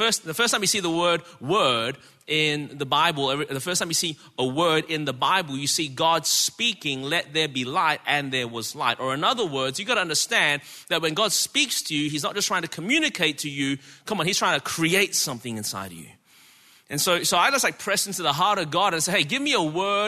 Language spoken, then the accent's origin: English; Melbourne, Victoria, Australia; now in Anderson, United States; born and raised in Melbourne, Australia